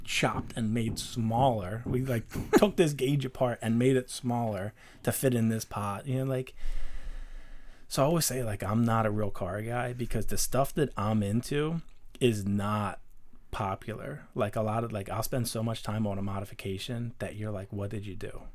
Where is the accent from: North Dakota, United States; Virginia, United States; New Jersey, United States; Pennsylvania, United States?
Pennsylvania, United States; Darby; we grew up in Darby